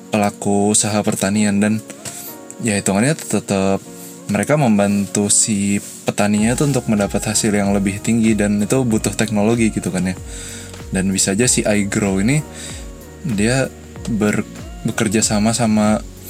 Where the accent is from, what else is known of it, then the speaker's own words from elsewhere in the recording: Balikpapan, East Kalimantan, Indonesia; di kota aku di balik papan